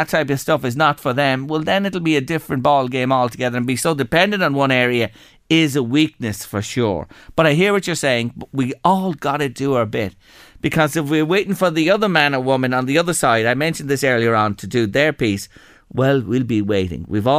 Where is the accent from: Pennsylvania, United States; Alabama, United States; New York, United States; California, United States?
Pennsylvania, United States; Philadelphia; I'm from Philadelphia, and the daily temperature is usually 30 degrees.